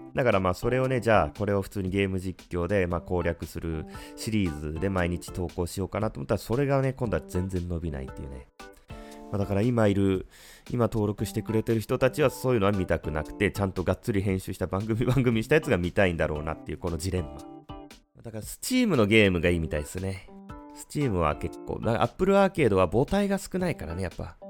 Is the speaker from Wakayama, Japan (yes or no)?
no; Fukuoka, Japan; 僕、福岡の人間なんで